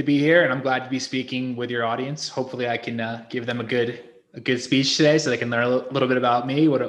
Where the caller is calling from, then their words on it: Guadalajara, Jalisco, Mexico; also born or lived in Playa del Carmen, Mexico; I am calling from Guadalajara, Mexico. I've lived here for 3 years.